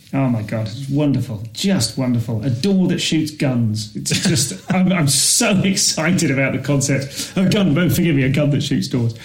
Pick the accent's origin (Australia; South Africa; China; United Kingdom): United Kingdom; Leamington Spa, West Midlands; I'm from Leamington